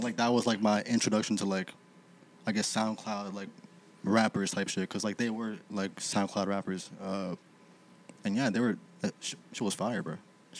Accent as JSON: {"language": "English", "town": "Toronto", "region": "Ontario", "country": "Canada", "said": "they had no idea that I was from Toronto at all"}